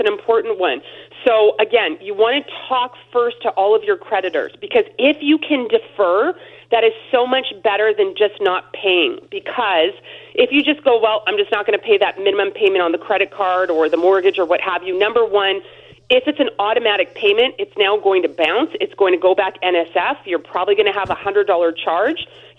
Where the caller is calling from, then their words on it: Alberta, Canada; I'm calling you from Alberta today.